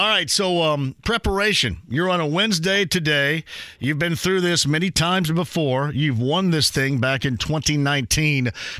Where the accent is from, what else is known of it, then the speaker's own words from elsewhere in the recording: Indiana, United States; I'm here from Indiana